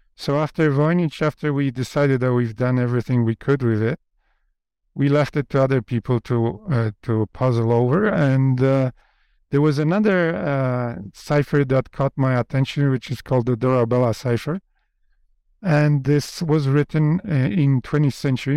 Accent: Poland; first language Polish; English is a second language; moved away; English is not my first language. My first language is Polish.

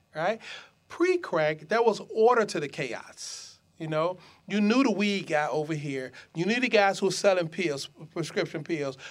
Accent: Detroit, Michigan, United States; I grew up in Detroit in the midst of the crack epidemic.

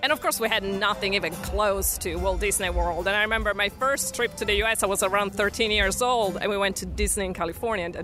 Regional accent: Pesaro, Marche, Italy; moved away as an adult; now in New York City, United States; I was born and raised in Italy in a tiny place called Pesaro.

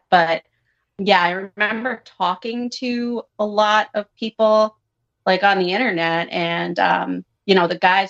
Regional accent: suburb of Providence, Rhode Island, United States; I am from Rhode Island, and I work in investments. I grew up in a small town, suburb of Providence, Catholic

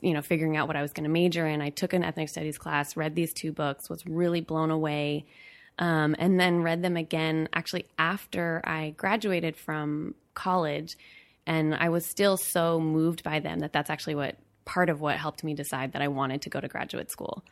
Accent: Berkeley, California, United States; I was born and raised in Berkeley, California

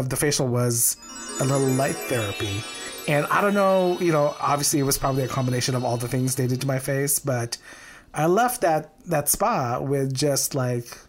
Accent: Philippines; moved away; growing up in the Philippines.

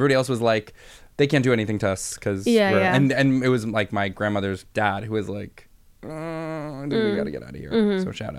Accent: United States; as an American and as a Jew

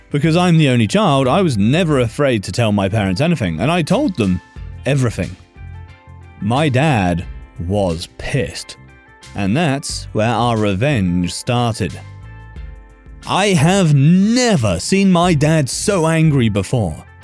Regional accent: India; I'm from India, and girls are still afraid to tell others about being harassed because of shame and society.

